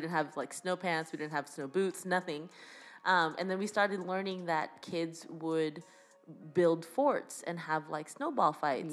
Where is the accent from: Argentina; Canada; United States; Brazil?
Canada; we are a British colony